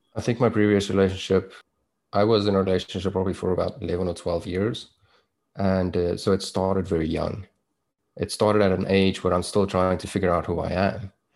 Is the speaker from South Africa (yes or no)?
yes; South Africa; accent: South African; moved away as an adult; also born or lived in Toronto, Canada; now in Vancouver, Canada; I was born in South Africa. That's where my accent is from. Um, and I grew up there. I was there for probably the first 29, maybe 30 years of my life.